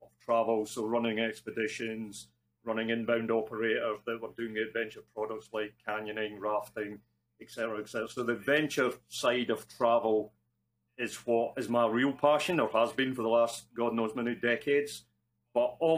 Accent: Scotland, United Kingdom; accent: Scottish; moved away; Probably from the accent, you can gather I'm Scottish. I'm in Scotland at the moment, not normally here

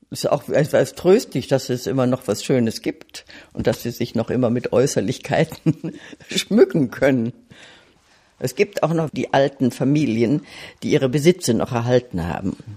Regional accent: Silesian Voivodeship, Poland; born there; Ich bin in Schlesien geboren und mein Mann stammt aus Ostdeutschland.

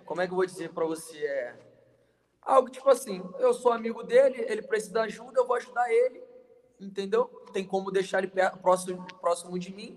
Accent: Mesquita, Rio de Janeiro, Brazil; meu município ali de Mesquita, no Rio de Janeiro

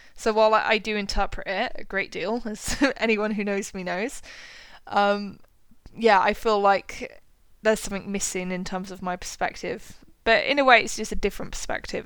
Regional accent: United Kingdom; as a British person

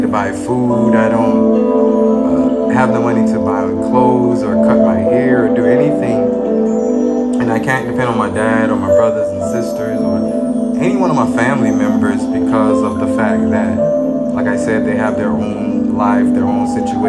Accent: Bahamas; also born or lived in Freeport, Grand Bahama / Nassau; I was working at a job in Freeport, Grand Bahama

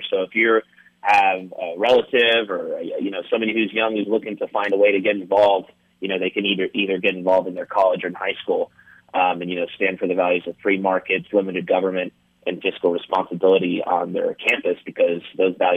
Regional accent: San Antonio, Texas, United States; also born or lived in Wisconsin; I'm from San Antonio. I graduated from Clark High School not too long ago

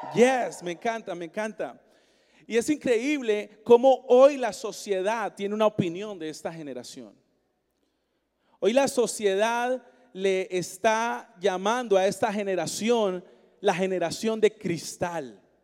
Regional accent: Colombia; now in Seattle, United States; yo soy colombiano, yo nací en Colombia.

